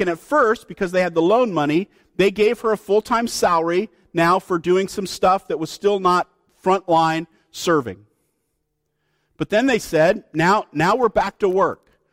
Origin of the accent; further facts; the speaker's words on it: Oregon, United States